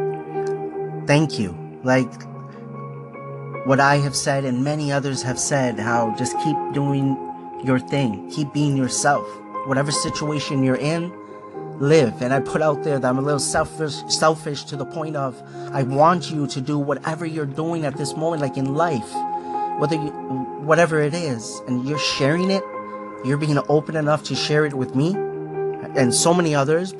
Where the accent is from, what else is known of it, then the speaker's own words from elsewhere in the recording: Markham, Ontario, Canada; also born or lived in Scarborough, Ontario; I was born in Scarborough, Ontario. This is Canada. When I was 6 years old, we moved to Markham.